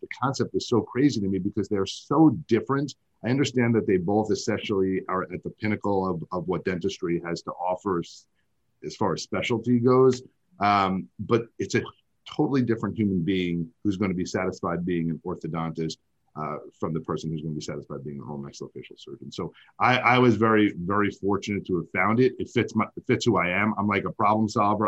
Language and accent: English; New York, United States; I'm from I'm from New York